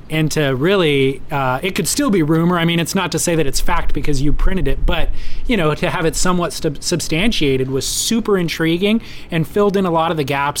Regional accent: California, United States; as a, middle-class kid growing up in Orange County

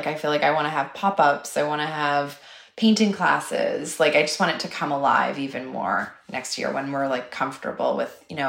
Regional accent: Toronto, Ontario, Canada; maybe opening a store in my hometown of Toronto because I really, really have a love for Canada.

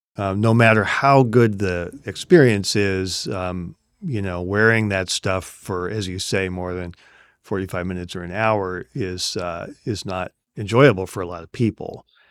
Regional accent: Seattle, Washington, United States; my hometown, Seattle

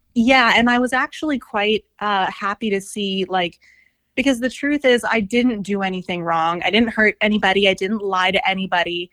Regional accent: Scottsdale, Arizona, United States; I grew up in Scottsdale

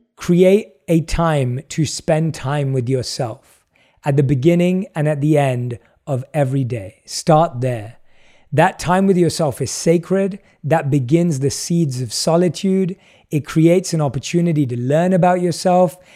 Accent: London, United Kingdom; I was born and raised in London and grew up as an average Londoner.

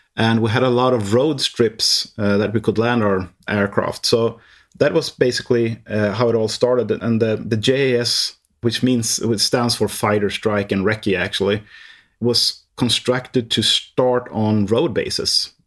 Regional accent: Härnösand, Västernorrland County, Sweden; English is a second language; I am born in the northern part of Sweden, where it's really cold. It's, uh, in a small town called, uh, Härnösand

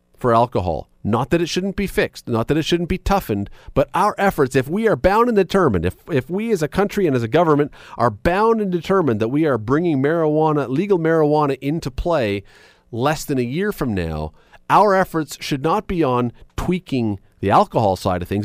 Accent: Canada; we're Canadian

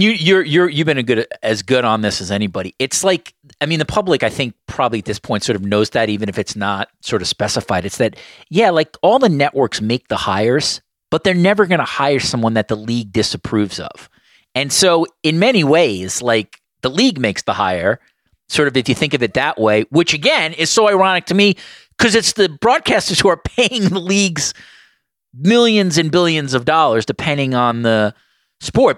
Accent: New York, United States; as a New Yorker

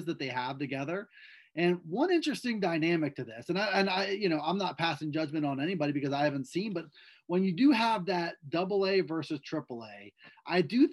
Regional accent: Perry County, Pennsylvania, United States; I'm from Perry County

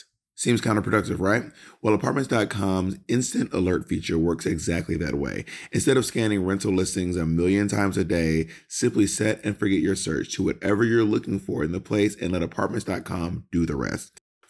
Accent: St. Lucia; I'm actually from St. Lucia. I'm like black.

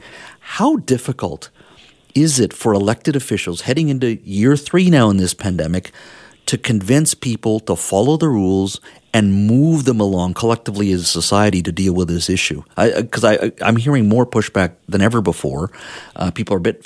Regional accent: Canada

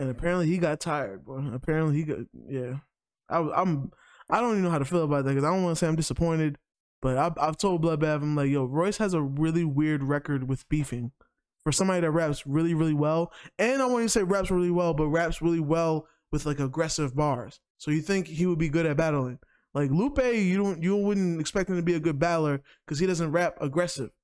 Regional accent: New York, United States; I'm from New York

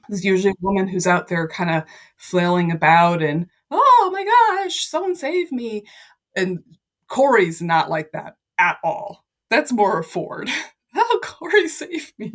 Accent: Ohio, United States; moved away; I went back to my hometown in Ohio

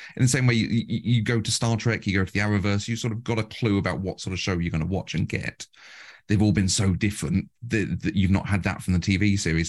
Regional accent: United Kingdom; we're very British

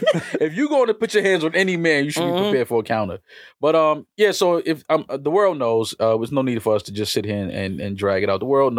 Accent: New York City, New York, United States; I'm from Uptown New York City. I've had to do that most of my life.

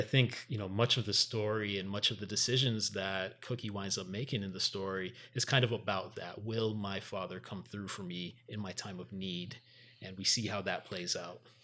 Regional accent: Miami, Florida, United States; also born or lived in Miramar; the son of Jamaican parents growing up in Miami

